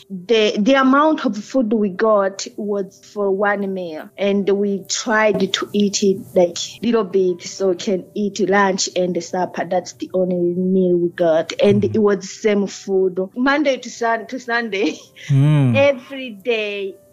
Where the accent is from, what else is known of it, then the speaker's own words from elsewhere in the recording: Tanzania; English is a second language; moved away; also born or lived in Burundi; I am from Burundi. Grew up in a refugee camp in Tanzania